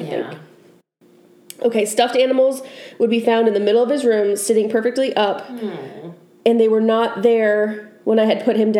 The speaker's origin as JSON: {"language": "English", "region": "Maine", "country": "United States", "tie": "born or raised there", "said": "where I grew up in Maine, that was like... Just, we had tons of fields"}